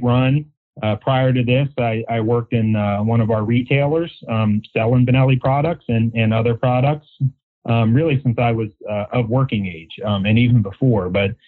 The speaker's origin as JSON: {"language": "English", "region": "Maryland", "country": "United States", "tie": "born or raised there", "said": "Here in Maryland, born and raised on the Chesapeake Bay and tributaries"}